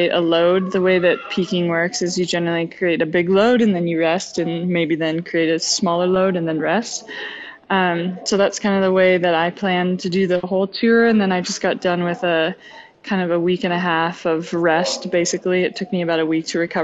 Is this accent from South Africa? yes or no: no; the Methow, Washington, United States; the camp in my hometown